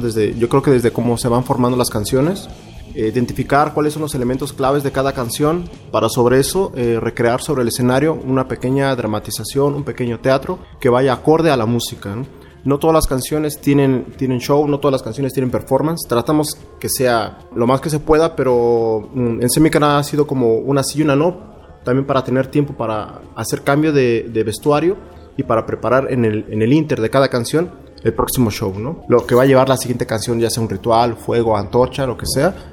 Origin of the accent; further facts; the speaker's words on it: Mexico; como mexicanos